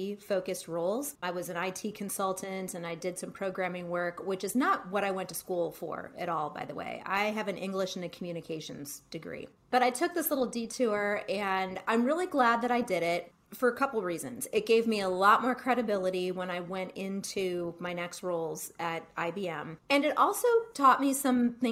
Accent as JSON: {"language": "English", "town": "Cleveland", "region": "Ohio", "country": "United States", "tie": "born or raised there", "said": "I grew up in Cleveland and I would live at home during the summers"}